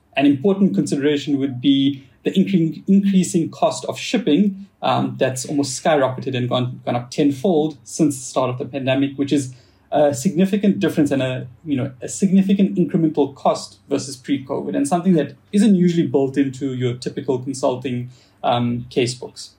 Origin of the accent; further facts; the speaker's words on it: South Africa; accent: South African; moved away; I'm actually uh, 100% uh, born and bred in South Africa. Uh, so I have a little bit of that, or I guess I have a lot of that South African accent